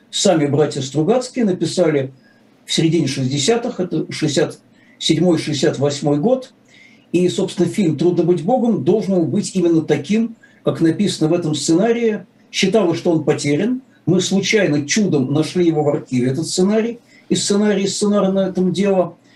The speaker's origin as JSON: {"language": "Russian", "region": "Saint Petersburg", "country": "Russia"}